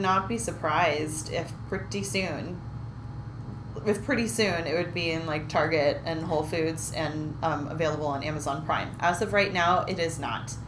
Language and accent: English; Berkeley, California, United States; I grew up right near Berkeley, Berkeley, California